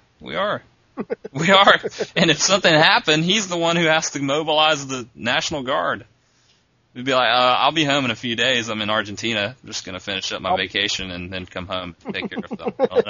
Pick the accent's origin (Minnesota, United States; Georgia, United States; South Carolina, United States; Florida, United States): South Carolina, United States; I'm from South Carolina.